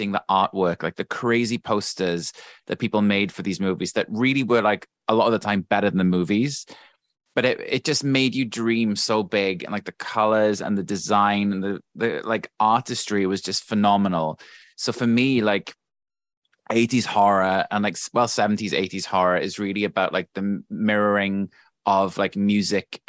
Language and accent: English; South Wales, United Kingdom; I grew up in South Wales